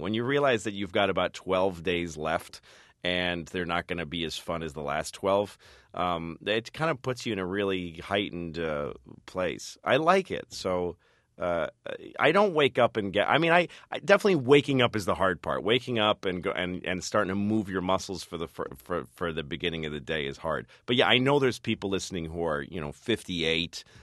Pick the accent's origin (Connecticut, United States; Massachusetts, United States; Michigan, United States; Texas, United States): Massachusetts, United States; Newton; moved away as an adult; also born or lived in New York; I grew up in Newton